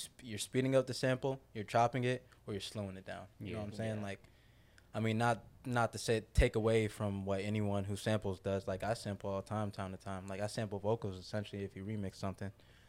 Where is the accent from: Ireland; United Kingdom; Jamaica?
Jamaica; I listen to a lot of dancehall reggae. I'm Jamaican.